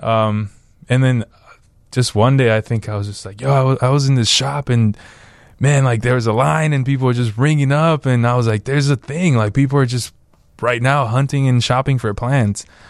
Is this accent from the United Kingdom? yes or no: no; Benque Viejo del Carmen, Cayo District, Belize; now in Chicago, United States; I grew up in Belize